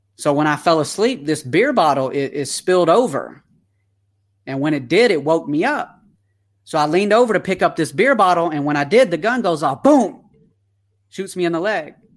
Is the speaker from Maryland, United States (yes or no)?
no; Atlanta, Georgia, United States; accent: twang; now in California, United States; I am originally from Atlanta, Georgia when I was born